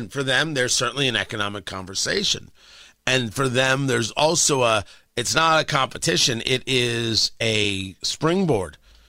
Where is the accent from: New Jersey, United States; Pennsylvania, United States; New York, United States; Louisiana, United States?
New Jersey, United States; Middletown; Growing up in Middletown, New Jersey